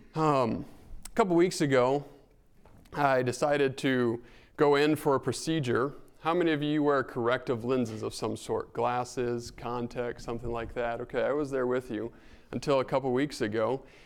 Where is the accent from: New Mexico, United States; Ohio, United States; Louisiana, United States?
New Mexico, United States; northern; moved away; Growing up in New Mexico